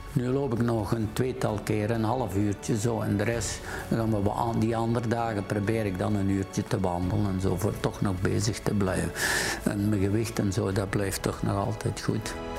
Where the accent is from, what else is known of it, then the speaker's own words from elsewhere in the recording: Borgloon, Flanders, Belgium; geboren in Borgloon